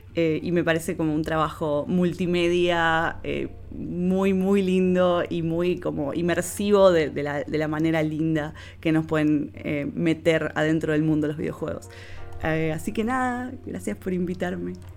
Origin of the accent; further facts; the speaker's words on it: Rosario, Santa Fe, Argentina; de Rosario, Argentina. Se darán cuenta por el acento.